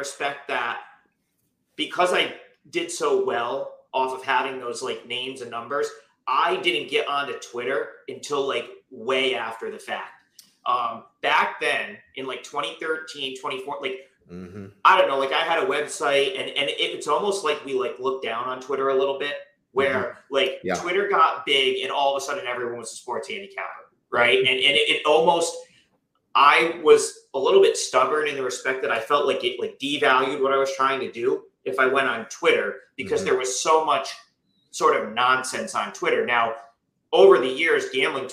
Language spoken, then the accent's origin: English; Capital Region, New York, United States; we're both from the Capital Region, New York.